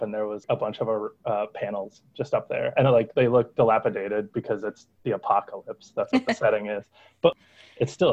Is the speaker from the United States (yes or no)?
yes; Youngstown, Ohio, United States; Growing up in Youngstown, it was just your typical Rust Belt community